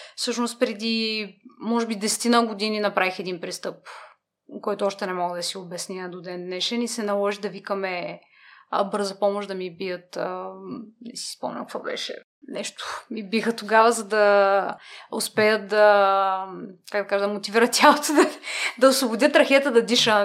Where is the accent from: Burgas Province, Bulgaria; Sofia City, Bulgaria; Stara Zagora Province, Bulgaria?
Burgas Province, Bulgaria; Burgas; moved away as an adult; also born or lived in London; now in Sofia, Bulgaria; родена съм в Бургас